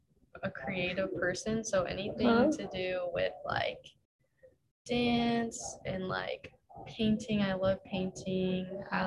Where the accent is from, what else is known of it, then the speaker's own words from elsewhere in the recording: Gilbert, Arizona, United States; moved away as an adult; now in Hawaii, United States; I'm from Gilbert, Arizona.